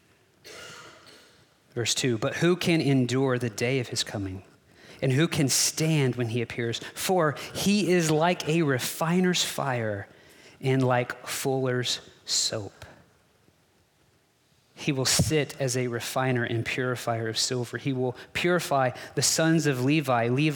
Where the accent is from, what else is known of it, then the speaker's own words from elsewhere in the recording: Texas, United States; I'm a Texan